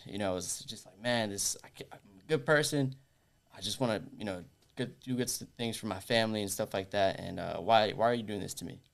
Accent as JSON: {"language": "English", "town": "Orlando", "region": "Florida", "country": "United States", "tie": "born or raised there", "said": "I was born and raised here in Orlando"}